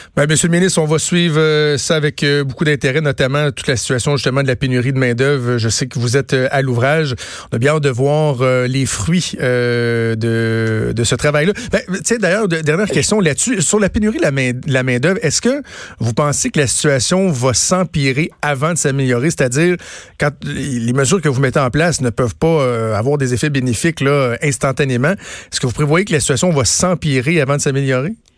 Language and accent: French; Quebec, Canada; chez nous au Québec